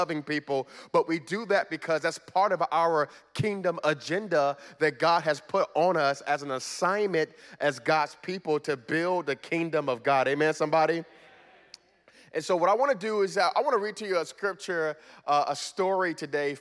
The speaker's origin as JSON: {"language": "English", "town": "Miami", "region": "Florida", "country": "United States", "tie": "born or raised there", "moved": "as an adult", "lives_now": "Richmond, United States", "said": "I'm originally from Miami, Florida, and born and raised in Miami, Florida."}